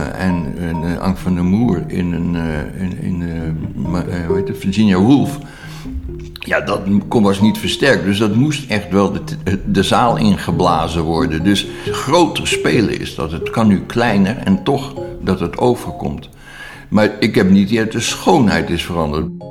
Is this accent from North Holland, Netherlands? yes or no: yes; Haarlem, North Holland, Netherlands; Ik ben in Haarlem opgegroeid in de jaren 60.